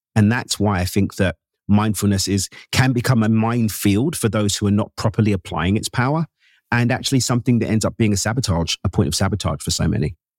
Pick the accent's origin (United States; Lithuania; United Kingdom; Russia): United Kingdom; London; Born and raised in East London in the UK, my parents emigrated from Zimbabwe in Southern Africa in the late 70s